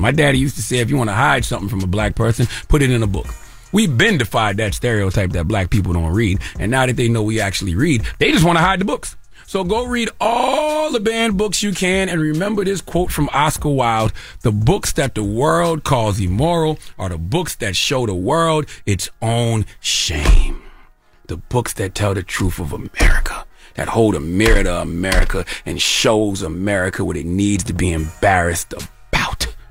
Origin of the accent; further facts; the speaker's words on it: South Carolina, United States; I'm from South Carolina